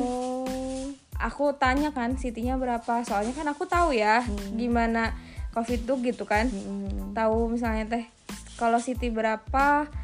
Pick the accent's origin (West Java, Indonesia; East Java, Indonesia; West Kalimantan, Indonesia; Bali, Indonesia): West Java, Indonesia; Cimahi; aku juga kan orang Cimahi